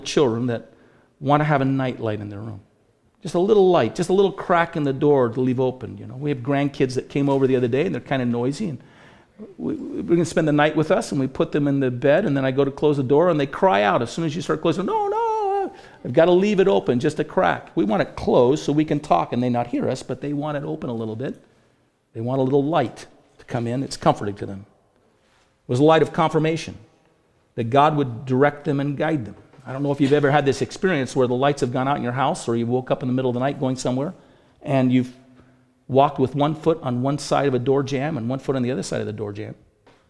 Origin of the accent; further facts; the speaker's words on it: Bainbridge Island, Washington, United States; now in Boise, United States; when we were little kids growing up on Bainbridge Island